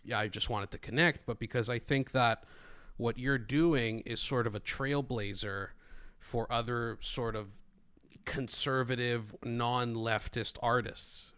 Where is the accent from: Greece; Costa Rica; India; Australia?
Greece; moved away; although I grew up in Greece, when I came here